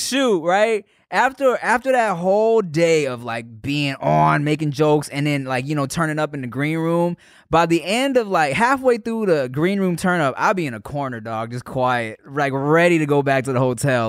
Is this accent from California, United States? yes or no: yes; Paramount, California, United States; also born or lived in Long Beach, California / Gardena, California; Paramount, Long Beach, uh, yeah, yeah, Long Beach Slides ten and then Paramount till, like, a few years ago, but I went to school in Gardena.